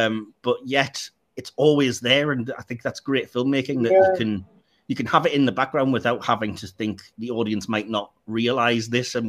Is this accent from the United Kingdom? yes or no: yes; England, United Kingdom; Don't anybody listen to Dick Van Dyke attempt an English accent, because we don't sound anything like that.